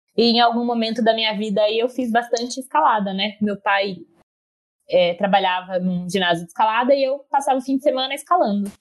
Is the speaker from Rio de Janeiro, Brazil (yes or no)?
no; Campinas region, São Paulo, Brazil